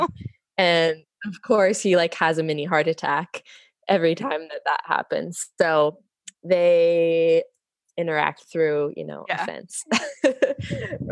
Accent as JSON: {"language": "English", "area": "Bay Area", "region": "California", "country": "United States", "moved": "as an adult", "lives_now": "Vancouver, Washington, United States", "said": "I'm from the Bay Area, California originally."}